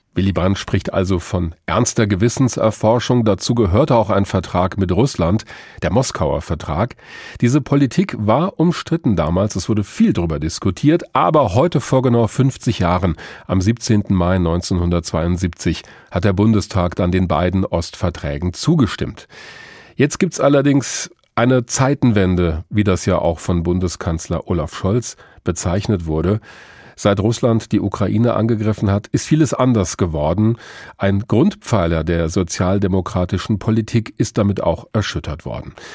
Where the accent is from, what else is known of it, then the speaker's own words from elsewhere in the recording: Germany; bei uns in Deutschland